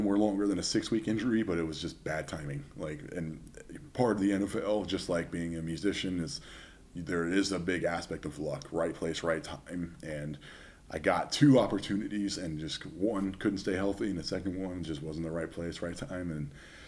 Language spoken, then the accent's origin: English; Southern California, United States; I'm from Southern California